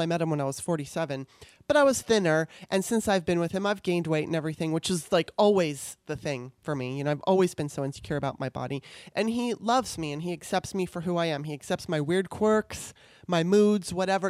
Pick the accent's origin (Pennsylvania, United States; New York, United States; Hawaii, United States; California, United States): California, United States; also born or lived in Baltimore, Maryland; I grew up in California